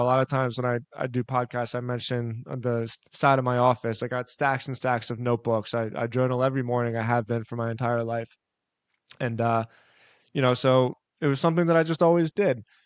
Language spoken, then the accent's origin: English; Philadelphia, Pennsylvania, United States; moved away as an adult; also born or lived in South Florida; I'm, I'm born and raised in Philadelphia